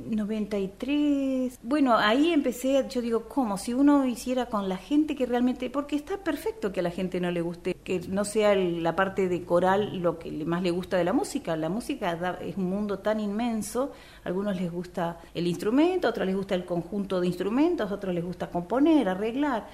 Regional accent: Perito Moreno, Santa Cruz, Argentina; also born or lived in Puerto Deseado / Río Gallegos; yo soy nacida en la provincia de Santa Cruz, en Perito Moreno y mis estudios musicales los inicié en Puerto Deseado

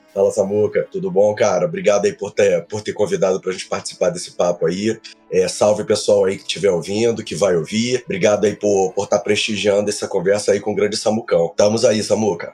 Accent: Rio de Janeiro, Brazil; now in Brasília, Brazil; eu sou natural do Rio, né? Do Rio de Janeiro, mas eu moro em Brasília

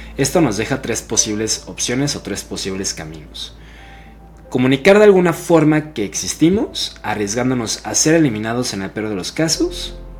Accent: Mexico; para mí que soy mexicano

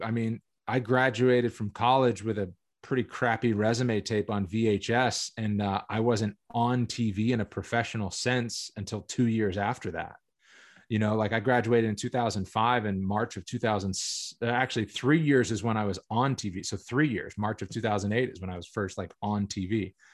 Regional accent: Massachusetts, United States; also born or lived in Boston / Pittsburgh; I was born in Boston, then we lived in Pittsburgh, from, like, when I was, like, one until six, and then we moved back to Massachusetts, and then I grew up

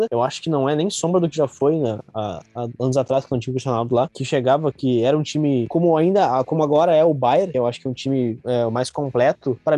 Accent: Rio de Janeiro, Brazil; Não, na verdade, eu sou de, do Rio de Janeiro, né? Eu nasci no Rio de Janeiro. sou, sou da. Sou da Baixada.

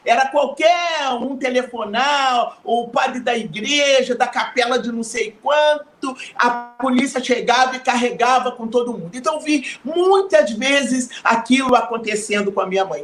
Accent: Rio de Janeiro, Brazil; nascemos no Rio de Janeiro, mas o, o, os 13 filhos é, da, de minha mãe né, nasceram em Minas Gerais

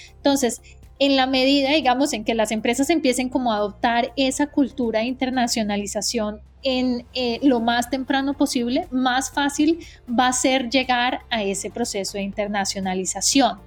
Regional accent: Colombia; moved away as an adult; now in United States; yo soy colombiana, eh, llevo 15 años viviendo en Estados Unidos

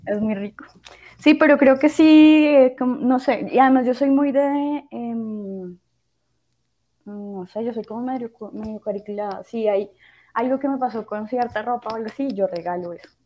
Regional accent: Bogotá, Colombia; moved away; todavía sigo siendo muy rola

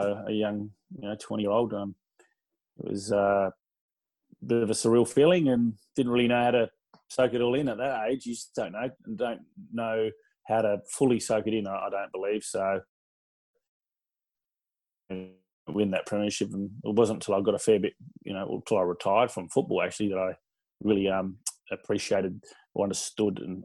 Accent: Adelaide, South Australia, Australia; also born or lived in Mount Gambier / Port Lincoln / Essendon; being a South Australian boy, a Port Adelaide boy

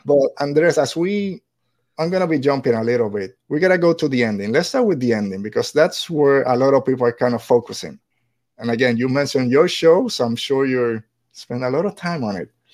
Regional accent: Puerto Rico; moved away; I'm just a regular white guy, but I'm from Puerto Rico, and as sure, as soon as I open my mouth, people start asking

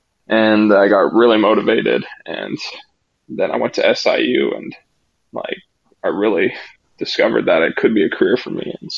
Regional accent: Canada; I grew up in a small town, about 12,000 people.

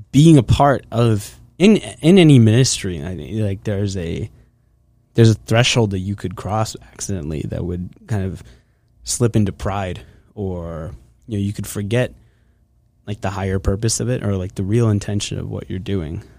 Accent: Hershey, Pennsylvania, United States; I am from Hershey, Pennsylvania. That's where I grew up.

